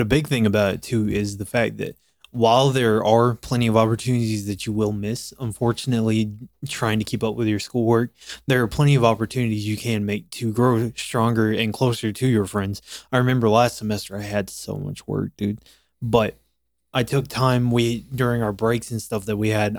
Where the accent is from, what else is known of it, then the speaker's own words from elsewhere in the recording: Florence, South Carolina, United States; I came from a technical school of my hometown in South Carolina um I'm actually from Florence, South Carolina